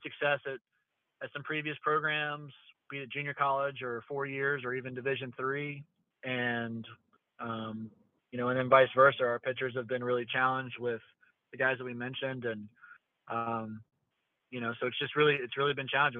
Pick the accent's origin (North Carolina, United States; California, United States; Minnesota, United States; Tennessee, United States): North Carolina, United States; Charlotte; this is my hometown. I grew up here in Southeast Charlotte and went to Myers Park High School